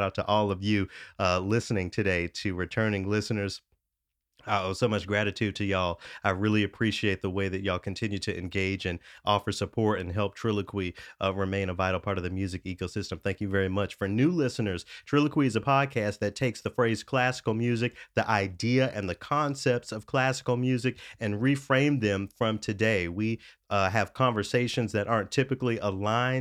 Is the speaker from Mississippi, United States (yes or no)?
no; Memphis, Tennessee, United States; moved away; Memphis, my hometown